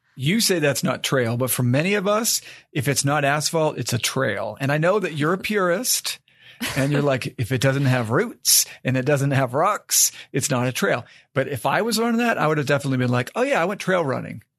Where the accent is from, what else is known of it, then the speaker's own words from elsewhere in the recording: Maine, United States; moved away as an adult; also born or lived in West Virginia; I grew up in Maine and I went to college down in West Virginia.